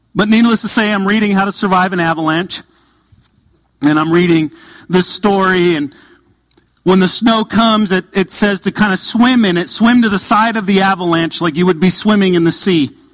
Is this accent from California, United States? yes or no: yes; Southern California, United States; moved away; I grew up in Southern California